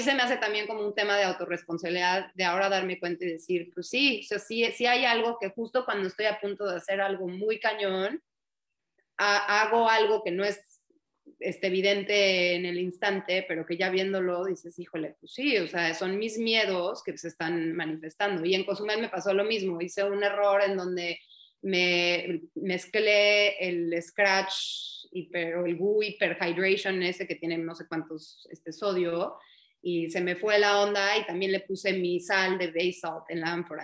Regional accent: United States; moved away as an adult; also born or lived in Texas / Florida; now in Mexico; el hecho de que haya crecido allá en Estados Unidos

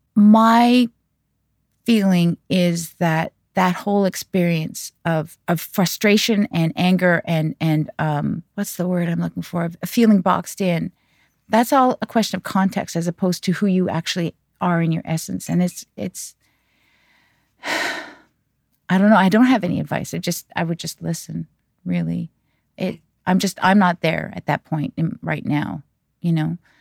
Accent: Canada; I'm not Korean. I am Canadian, but I'm Korean Canadian

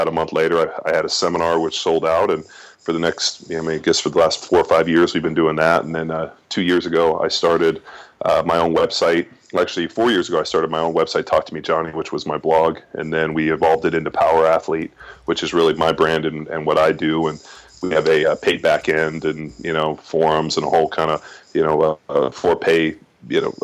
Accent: Palos Verdes, California, United States; moved away as an adult; also born or lived in Philadelphia / Kansas City; I grew up in California, grew up in Los Angeles, a place called Palos Verdes

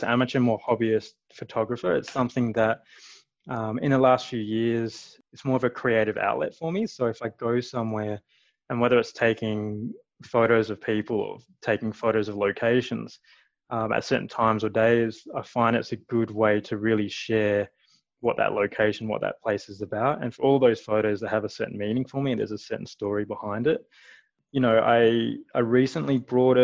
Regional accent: Perth, Western Australia, Australia; moved away as an adult; now in Calgary, Canada; I'm from Perth

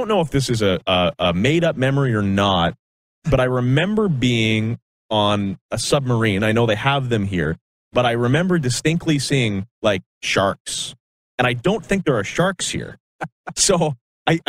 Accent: Saskatchewan, Canada; growing up in Saskatchewan, we had a lot of family out here in Edmonton

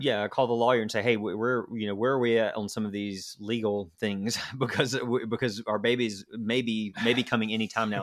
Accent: Garner, North Carolina, United States; also born or lived in Raleigh; I grew up in a, a small town called Garner, which is about twenty minutes from Raleigh

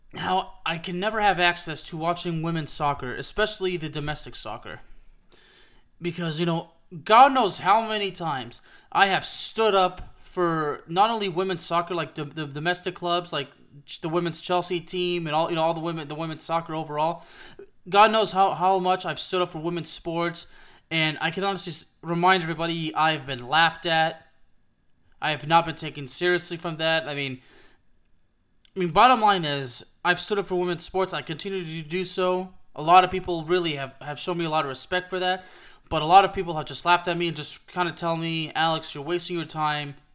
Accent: Villeurbanne, Auvergne-Rhône-Alpes, France; moved away; we actually come from the same hometown. She's from Lyon, just like I am

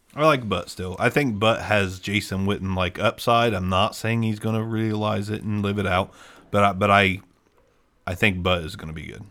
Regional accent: Ohio, United States; we're from Ohio as well

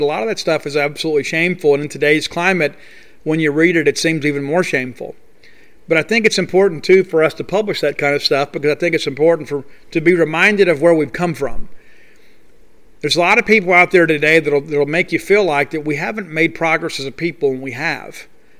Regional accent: Mississippi, United States; moved away as an adult; I love my home state. It's one of the reasons that I came back, because I wanted my kids to have the value of growing up and graduating in the state of Mississippi.

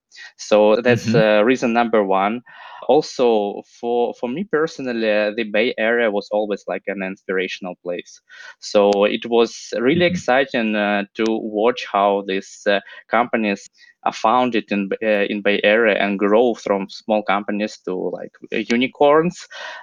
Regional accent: Russia; now in United States; Yeah, so I came from Russia here to Haas.

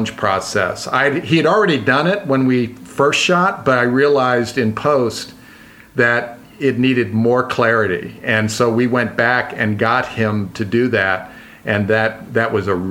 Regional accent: Hampton, Virginia, United States; moved away; I grew up in Hampton, Virginia, which is down on the Chesapeake Bay.

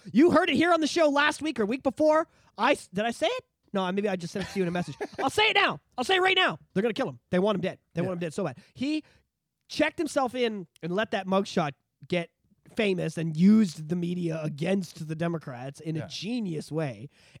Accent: Canada; And as a Canadian, you feel superior to that, right?

